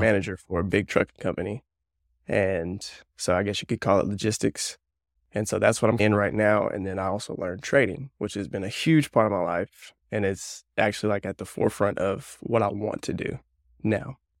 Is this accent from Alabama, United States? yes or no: yes; north central Alabama, United States; I grew up in Alabama, north central Alabama. So, I live about 30 minutes north of Birmingham.